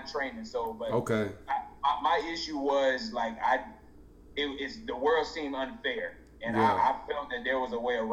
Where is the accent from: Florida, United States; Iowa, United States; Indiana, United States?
Indiana, United States; East Chicago